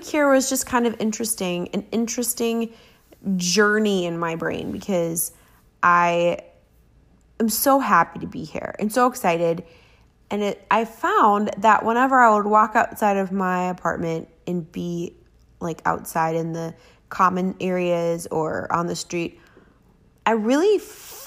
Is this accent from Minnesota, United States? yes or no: yes; Minnesota, United States; I'm Scandinavian, you know, I'm like from Minnesota